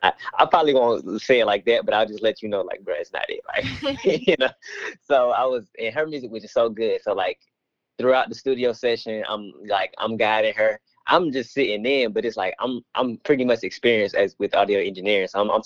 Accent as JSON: {"language": "English", "town": "Atlanta", "region": "Georgia", "country": "United States", "said": "because I'm from Atlanta"}